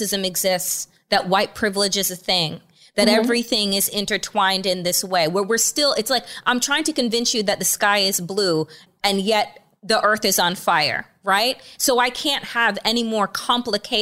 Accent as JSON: {"language": "English", "area": "Eastern Long Island", "region": "New York", "country": "United States", "tie": "born or raised there", "said": "When I was much younger, growing up in Eastern Long Island in New York in a 96% white area"}